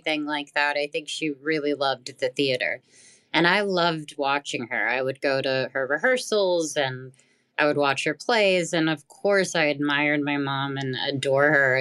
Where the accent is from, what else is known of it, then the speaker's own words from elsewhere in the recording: Grand Prairie, Texas, United States; I was born in Grand Prairie, Texas.